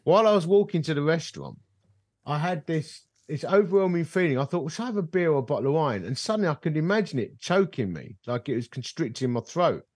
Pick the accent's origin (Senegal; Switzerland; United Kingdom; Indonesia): United Kingdom; I'm British